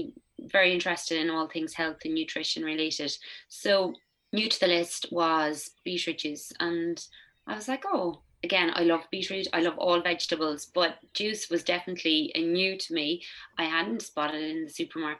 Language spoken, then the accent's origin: English; County Offaly, Leinster, Ireland; I grew up in County Offaly on a tillage